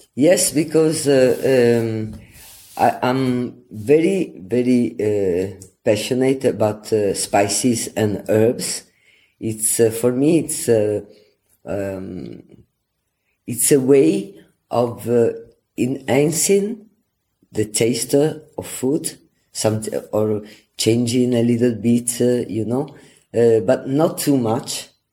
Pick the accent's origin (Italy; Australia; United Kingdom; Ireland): Italy; Venice, Veneto; this passion comes anyway from my origins because I come from Venice